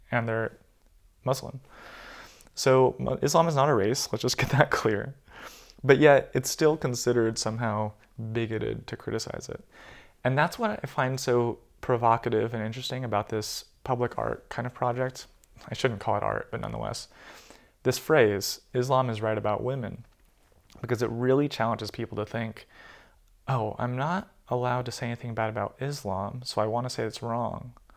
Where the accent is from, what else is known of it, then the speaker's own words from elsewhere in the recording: United States; moved away; growing up in the States